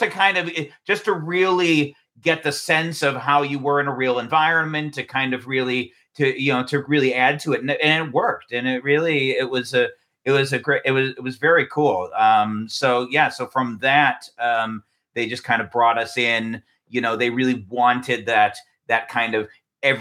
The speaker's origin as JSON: {"language": "English", "region": "California", "country": "United States", "tie": "born or raised there", "said": "I was raised in California, very much had the California experience"}